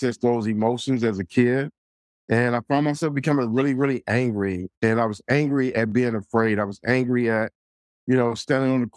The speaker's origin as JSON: {"language": "English", "town": "Detroit", "region": "Michigan", "country": "United States", "tie": "born or raised there", "said": "I grew up in the city of Detroit, my hometown, my beloved hometown"}